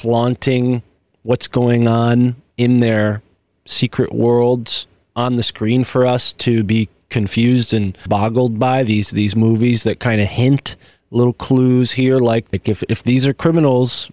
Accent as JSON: {"language": "English", "region": "New England", "country": "United States", "tie": "born or raised there", "said": "growing up in New England"}